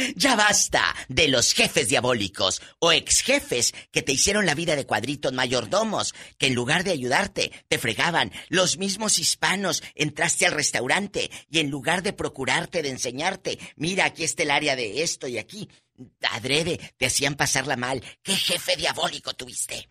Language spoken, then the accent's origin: Spanish; northern Mexico, Mexico; Soy norteña.